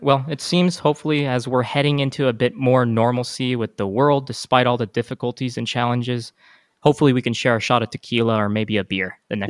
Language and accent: English; El Paso, Texas, United States; We're both from El Paso.